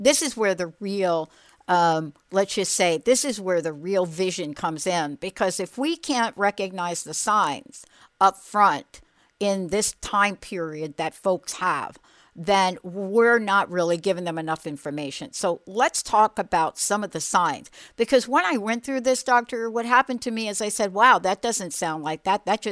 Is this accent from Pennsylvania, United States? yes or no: no; New York, United States; I'm a girl from New York